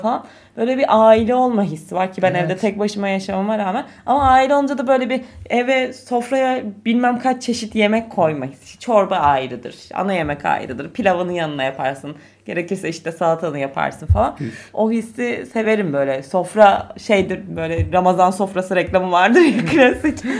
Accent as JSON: {"language": "Turkish", "region": "Çanakkale", "country": "Turkey", "tie": "born or raised there", "moved": "yes", "lives_now": "Istanbul, Turkey", "said": "benim Çanakkale'deki evimizde"}